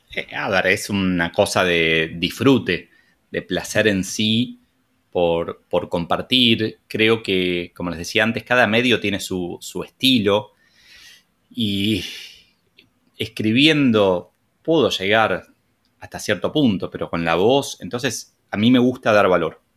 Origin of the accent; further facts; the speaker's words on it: Argentina; como buen argentino